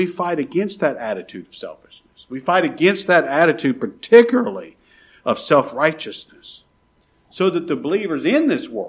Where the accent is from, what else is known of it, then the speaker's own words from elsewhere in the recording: United States; I'm an American citizen